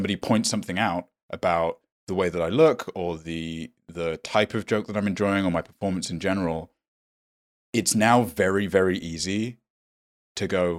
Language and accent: English; United States; it was even more insincere and artificial because I grew up in America.